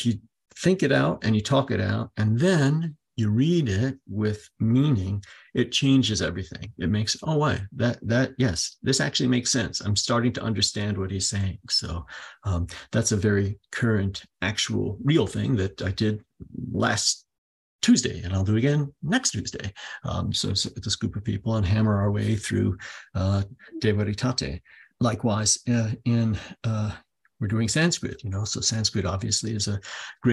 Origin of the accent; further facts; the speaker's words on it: United States; first language English; I'm American